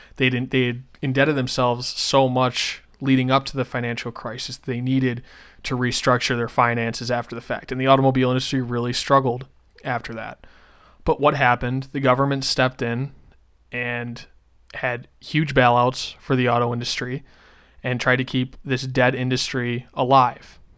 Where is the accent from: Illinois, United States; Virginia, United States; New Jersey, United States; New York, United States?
New York, United States; Western; moved away; Where I grew up in Western New York